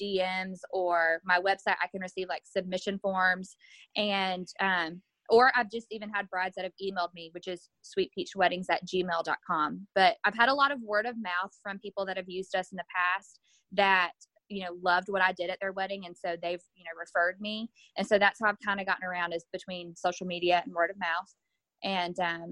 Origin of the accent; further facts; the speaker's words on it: Douglasville, Georgia, United States; I'm from Douglasville, but I actually got married in Noonan.